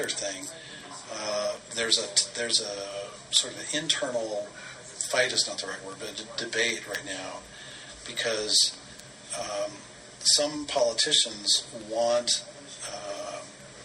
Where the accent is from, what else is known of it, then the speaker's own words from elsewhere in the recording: Denver, Colorado, United States; I'm a kid from Denver